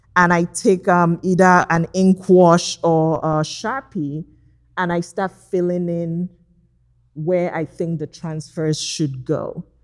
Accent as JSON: {"language": "English", "country": "Nigeria", "tie": "born or raised there", "moved": "yes", "lives_now": "Los Angeles, United States", "said": "growing up in Nigeria"}